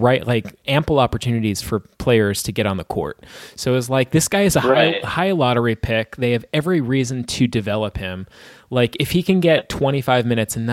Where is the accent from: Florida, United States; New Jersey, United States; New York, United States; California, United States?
New York, United States; my hometown team, the New York Knicks